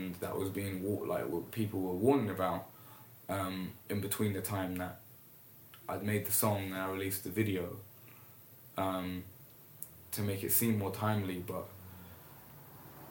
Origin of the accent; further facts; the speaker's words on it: London, United Kingdom; also born or lived in Jeddah, Saudi Arabia / Eritrea (ancestry); I'll say I'm from Camden as well